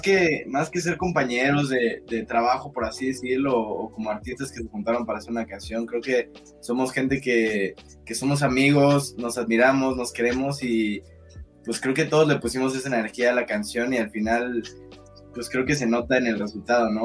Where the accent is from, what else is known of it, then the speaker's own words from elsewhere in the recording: Cuernavaca, Morelos, Mexico; moved away as an adult; now in Mexico City, Mexico; Después, cuando cumplí 18 años, me vine a vivir a la Ciudad de México. Yo soy de Cuernavaca.